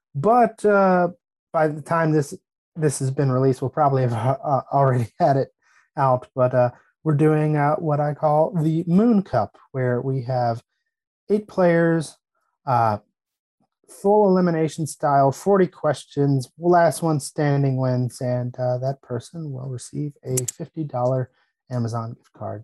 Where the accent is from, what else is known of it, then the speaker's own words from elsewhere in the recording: United States; As an American